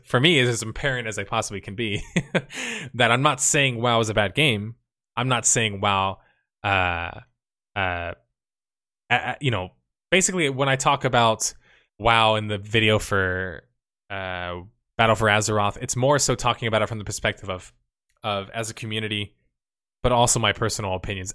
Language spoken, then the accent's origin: English; United States; I'm American too